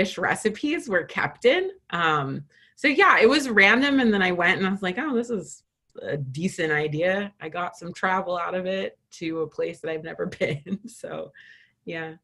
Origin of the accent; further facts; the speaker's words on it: California, United States; moved away as an adult; also born or lived in Minnesota; I'm from California